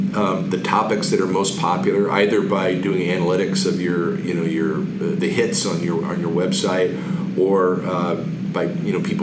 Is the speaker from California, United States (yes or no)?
no; Las Cruces, New Mexico, United States; I grew up mostly in Las Cruces, New Mexico